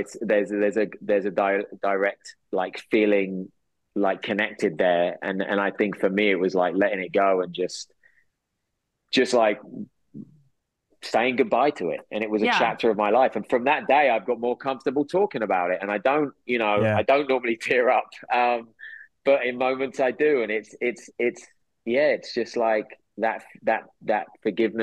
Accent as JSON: {"language": "English", "region": "England", "country": "United Kingdom", "tie": "born or raised there", "moved": "yes", "said": "I go back to my hometown"}